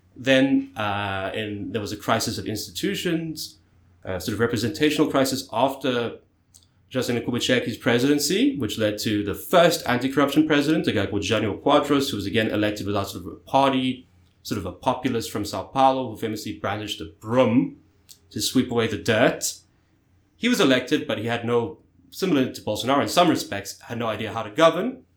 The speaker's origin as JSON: {"language": "English", "country": "South Africa", "said": "South Africa, my home country"}